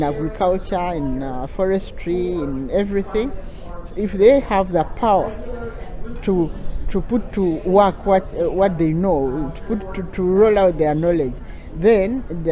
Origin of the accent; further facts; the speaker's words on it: Uganda; I come from Uganda